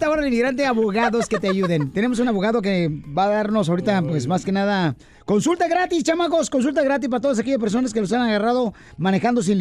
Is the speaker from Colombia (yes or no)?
no; El Salvador; Así somos los salvadoreños.